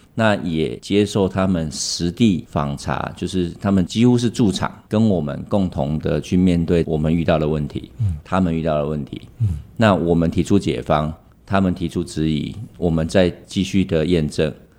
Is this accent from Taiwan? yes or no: yes; Taiwan; 我们台湾人的精神